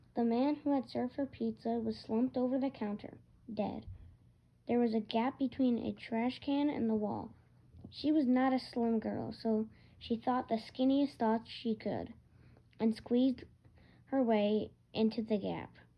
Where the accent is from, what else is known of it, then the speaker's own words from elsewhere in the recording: Michigan, United States; I'm from Michigan